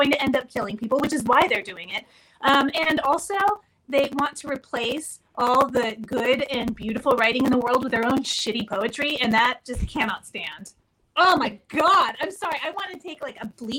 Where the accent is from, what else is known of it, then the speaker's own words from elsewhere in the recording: La Mesa, California, United States; that town that I grew up in, La Mesa